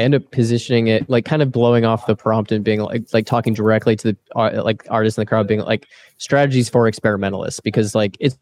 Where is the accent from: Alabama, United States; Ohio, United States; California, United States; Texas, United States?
Texas, United States; also born or lived in Austin; now in Chicago, United States; we're from Texas, so we can do a Hank Hill pretty well